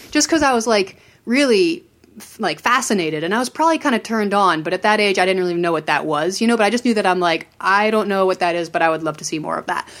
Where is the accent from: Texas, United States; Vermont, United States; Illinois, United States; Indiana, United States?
Vermont, United States; rural; also born or lived in Maryland; I grew up in Maryland until I was about eight, and then I moved to rural Vermont